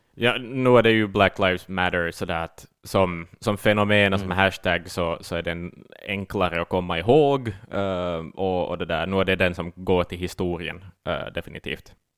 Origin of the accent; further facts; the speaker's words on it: Ostrobothnia, Finland; som österbottning